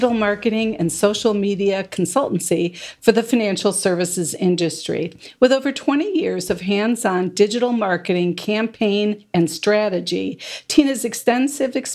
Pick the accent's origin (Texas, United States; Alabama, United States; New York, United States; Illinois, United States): Illinois, United States; Chicago; I'm from Chicago, so I murder words